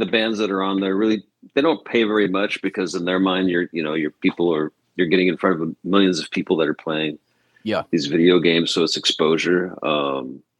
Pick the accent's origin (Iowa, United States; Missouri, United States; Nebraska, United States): Missouri, United States; Kansas City; moved away; I'm from Kansas City originally, so I'm a huge Chiefs fan.